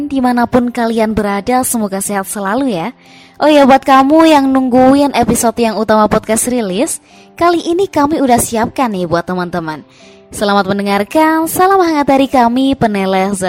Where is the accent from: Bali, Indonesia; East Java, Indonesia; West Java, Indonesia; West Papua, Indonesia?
East Java, Indonesia; Bangkalan; saya dari Bangkalan Madura dan kebetulan asal regional Bangkalan juga Madura.